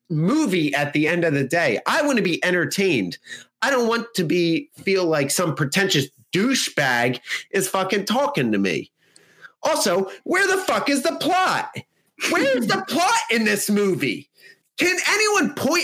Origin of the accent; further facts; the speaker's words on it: United States; we as Americans